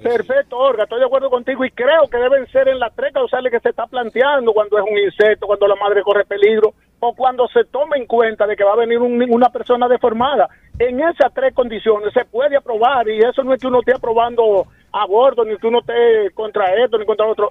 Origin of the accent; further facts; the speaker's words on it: Sabana Yegua, Azua, Dominican Republic; yo soy de un municipio de Asa, se llama Sabana Yegua